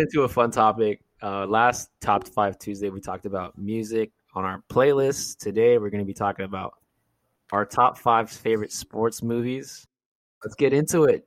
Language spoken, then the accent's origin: English; California, United States; We're from California